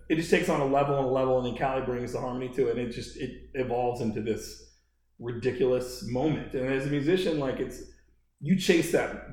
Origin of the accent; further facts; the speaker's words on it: Baltimore, Maryland, United States; I'm from Baltimore